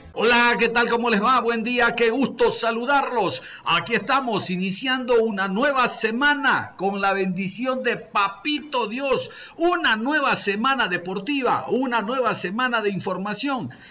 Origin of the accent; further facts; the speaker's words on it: Guayaquil, Guayas, Ecuador; como buenos monos, como buenos guayaquileños